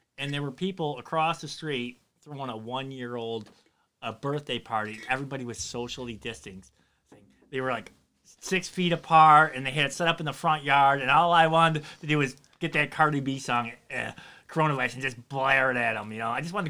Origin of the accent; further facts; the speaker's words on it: Louisiana, United States; I was raised in Louisiana.